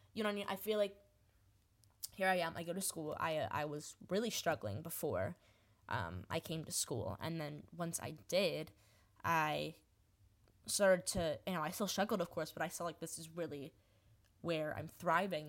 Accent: New Jersey, United States; I am from New Jersey, born, born and raised

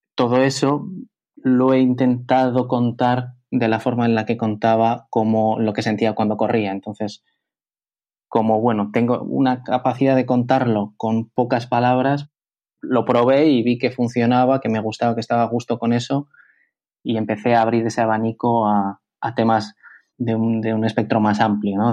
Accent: Bilbao, Basque Country, Spain; moved away as an adult; also born or lived in Madrid; yo soy de Bilbao, eh, yo vivo en Bilbao y cuando estuve viviendo en Madrid

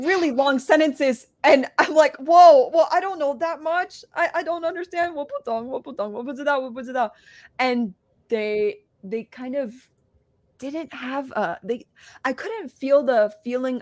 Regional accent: United States; first language English; I'm American. People don't really expect an American to speak Chinese.

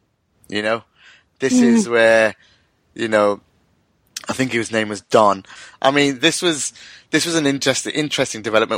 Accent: United Kingdom; one of a British Muslim in Rogue One just was surreal for me, and such a proud moment, like being someone who born and brought up in this country.

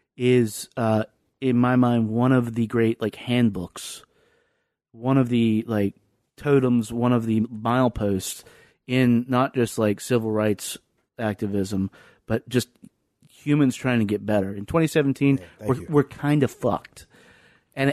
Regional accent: the South, United States; now in Lynchburg, United States; growing up in the South

